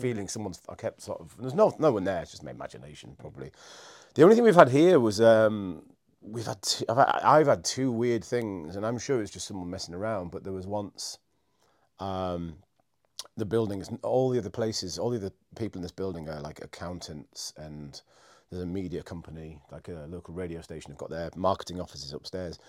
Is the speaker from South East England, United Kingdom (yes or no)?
no; Scarborough, Yorkshire and the Humber, United Kingdom; moved away as an adult; also born or lived in Edinburgh / London / Cardiff; now in York, United Kingdom; I grew up in Scarborough, which is a little coastal place not far from here.